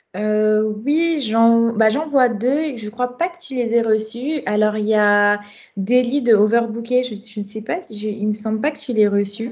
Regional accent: Guadeloupe; moved away as an adult; now in Paris, France; j'ai grandi en Guadeloupe pendant longtemps

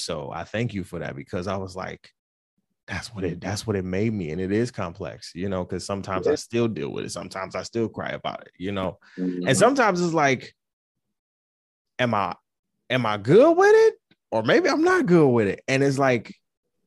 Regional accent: Detroit, Michigan, United States; also born or lived in Florida; they divorced when I was around two, and we moved back to Detroit

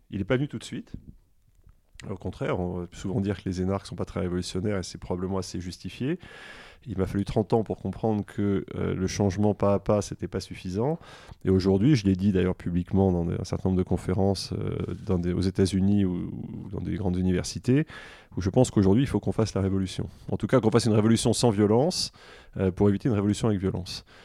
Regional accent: Versailles, Île-de-France, France; born there; parce que je suis né en mai 68 à Versailles.

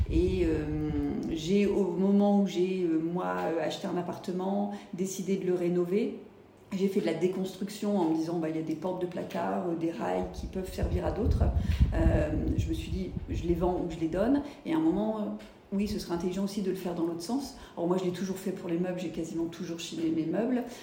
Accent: Lille, Hauts-de-France, France; also born or lived in United States; now in Toulouse, France; je suis toulousaine depuis 9 ans, j'ai vécu 15 ans aux États-Unis et avant, euh, on va dire que je suis plutôt de la région de Lille.

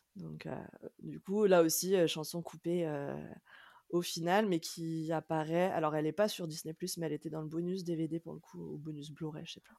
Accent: France; en tant que Français ou peut-être en tant qu'Européens

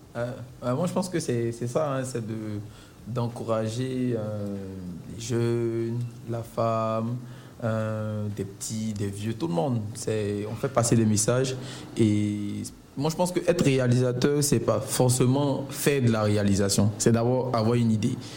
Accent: Abidjan, Côte d’Ivoire; moi je suis né à Yopougon, j'ai grandi à Yopougon

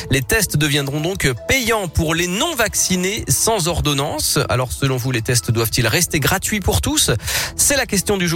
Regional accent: Lyon, Auvergne-Rhône-Alpes, France; En tant que lyonnais, bien sûr.

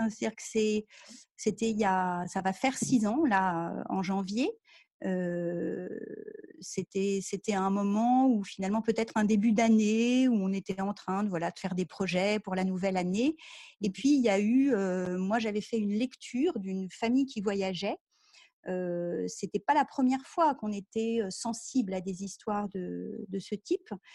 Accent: France; je suis française

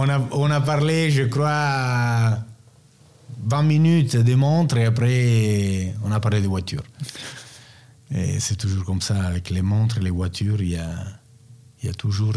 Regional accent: Rome, Lazio, Italy; French is a second language; also born or lived in Naples / Turin / Milan; moi je suis né à Naples, je suis grandi à Rome, j'ai passé partie de ma vie entre Turin et Milan.

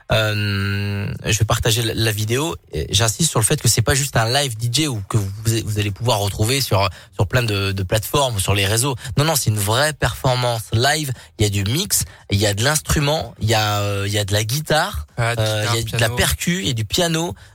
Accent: Rouen, Normandy, France; bah vous me connaissez pas, quand même, euh, quand même, je suis de Rouen.

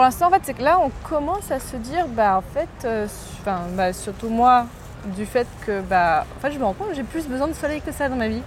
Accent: Morocco; moved away as an adult; also born or lived in Boulogne-Billancourt, France; now in France; j'ai grandi au Maroc

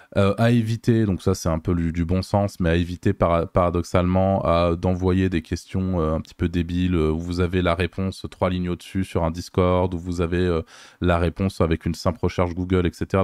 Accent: Lyon, Auvergne-Rhône-Alpes, France; je suis lyonnais

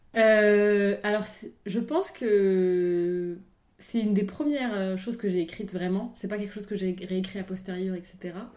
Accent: Morocco; now in France; même en grandissant au Maroc

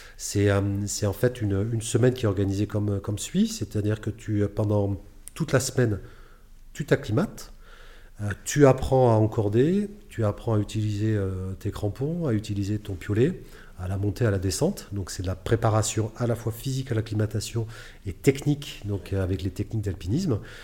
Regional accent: Bordeaux, Nouvelle-Aquitaine, France; je suis originaire de Bordeaux

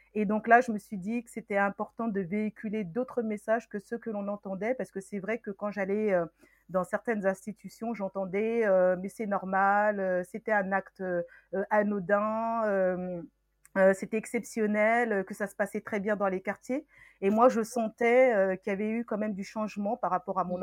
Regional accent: Meaux, Île-de-France, France; born or raised there; also born or lived in Senegal

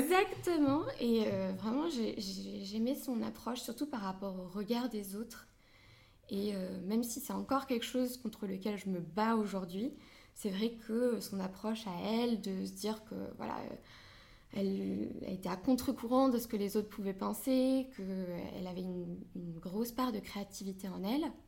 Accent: France; je suis franco-marocaine. Donc euh, je suis née en France, mais mes parents sont tous les deux marocains

